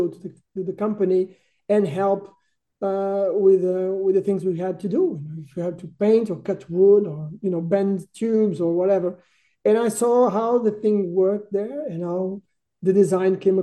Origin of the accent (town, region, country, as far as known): Portugal; born or raised there; also born or lived in Düsseldorf, Germany